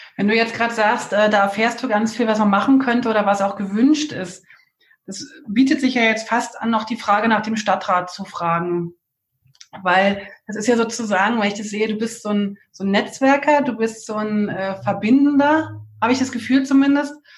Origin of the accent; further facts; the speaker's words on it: Berlin, Germany; accent: Berlin; ich gebe mir so große Mühe mit Hochdeutsch, aber wie, wie das so ist als Berlinerin.